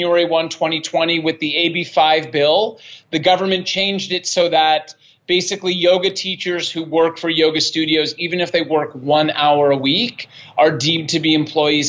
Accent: Toronto, Ontario, Canada; moved away; also born or lived in Montreal / Vancouver; I'm from Canada. I'm Canadian

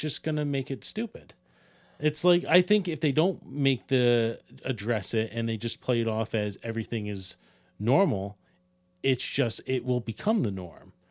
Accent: Ireland; As an Irishman

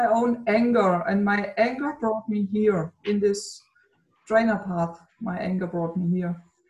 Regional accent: Germany; from Germany

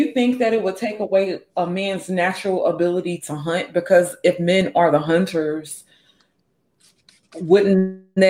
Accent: Mississippi, United States; I grew up in Mississippi, right?

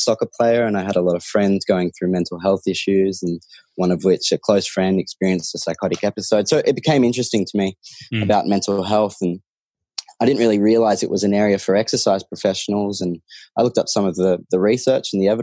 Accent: Sydney, New South Wales, Australia; I grew up in Sydney

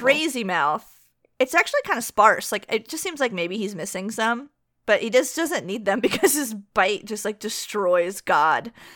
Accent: United States; I'm an American

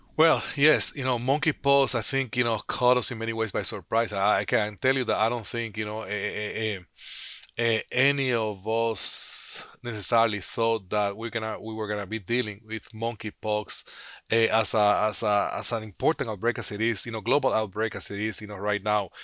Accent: Dominican Republic; moved away as an adult; also born or lived in Santo Domingo, Dominican Republic / Chicago, United States / New Orleans, United States; now in United States; I grew up in Dominican Republic

